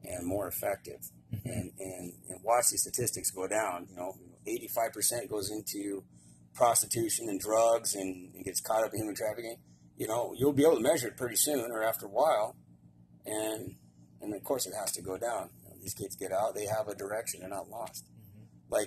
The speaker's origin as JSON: {"language": "English", "country": "United States", "said": "being an American"}